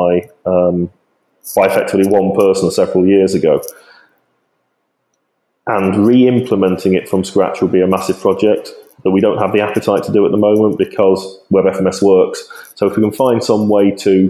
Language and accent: English; Yorkshire and the Humber, United Kingdom; as a Yorkshireman